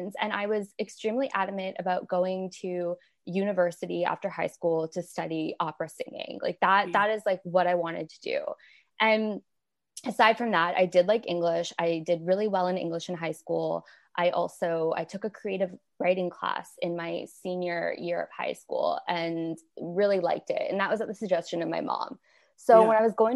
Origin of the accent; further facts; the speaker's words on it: Windsor, Ontario, Canada; moved away as an adult; now in United States; I'm originally from Canada. I grew up in a city called Windsor, Ontario, and it's on the border with Detroit